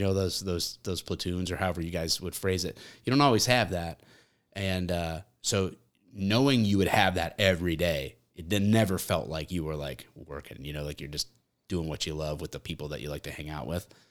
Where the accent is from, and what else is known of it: Michigan, United States